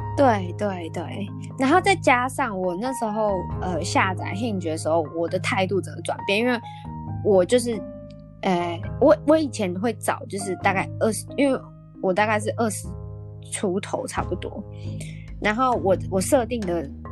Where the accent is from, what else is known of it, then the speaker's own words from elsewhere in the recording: Taiwan; now in Australia; 我是台湾人